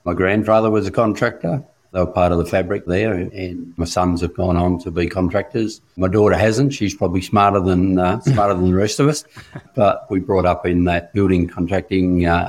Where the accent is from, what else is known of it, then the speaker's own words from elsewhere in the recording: Mount Gambier, South Australia, Australia; moved away as an adult; also born or lived in Rockhampton; So I grew up in Mount Gambier, South Australia